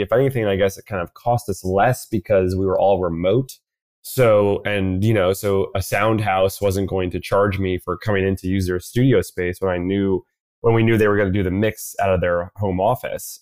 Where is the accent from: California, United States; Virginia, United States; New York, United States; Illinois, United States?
New York, United States; New York City; I'm born and raised in New York City